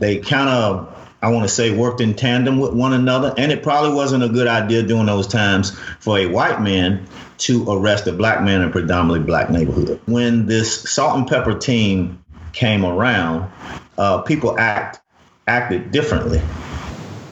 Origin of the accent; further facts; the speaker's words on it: Winston-Salem, North Carolina, United States; moved away; also born or lived in Tennessee / Michigan; I grew up in Winston-Salem, North Carolina.